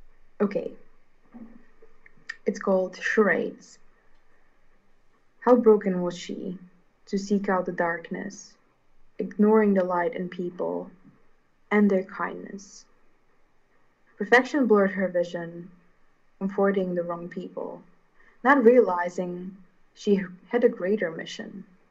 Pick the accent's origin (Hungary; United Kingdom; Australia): Hungary; English is a second language; like, I'm from Hungary and I have the same kind of problem of being my authentic self within a country and culture that, like, feels so oppressive in a way